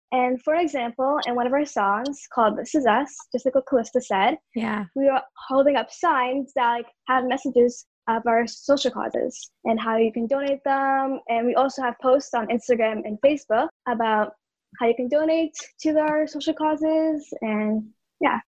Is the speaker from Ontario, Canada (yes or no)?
yes; Toronto, Ontario, Canada; I'm 12 years old and I'm from Etobicoke, Toronto.